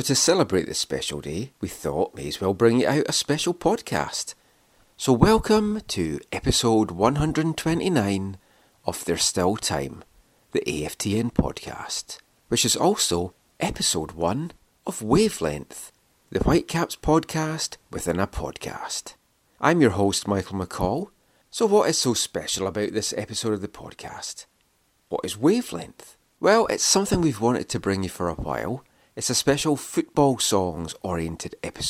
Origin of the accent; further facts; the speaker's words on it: Scotland, United Kingdom; moved away; when I was growing up in Scotland, music and football really did go hand in hand